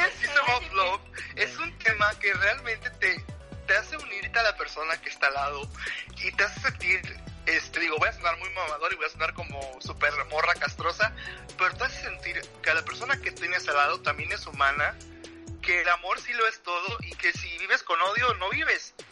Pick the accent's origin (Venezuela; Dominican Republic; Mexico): Mexico; yo no soy el típico mexicano